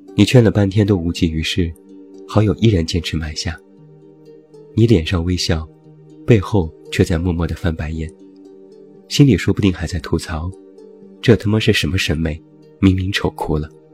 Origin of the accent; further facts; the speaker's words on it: China; 我们中国人